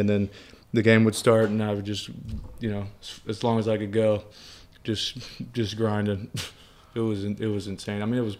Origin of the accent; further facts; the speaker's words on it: New Orleans, Louisiana, United States; I grew up in New Orleans, so my diet has never been good.